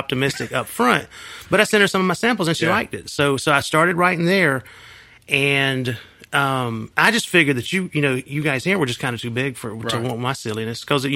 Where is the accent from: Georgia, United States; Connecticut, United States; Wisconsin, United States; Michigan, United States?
Georgia, United States; Union City; also born or lived in Coweta County, Georgia; I grew up in Union City, which is south of Atlanta